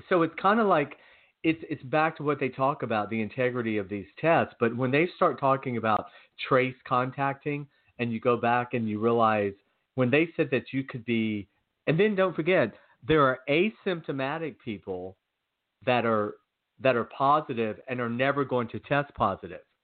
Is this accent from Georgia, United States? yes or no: yes; Georgia, United States; growing up in Georgia